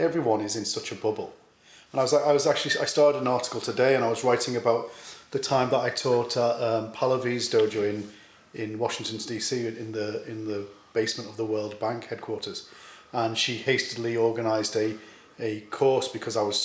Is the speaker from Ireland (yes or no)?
yes; Ireland; I'm from Ireland.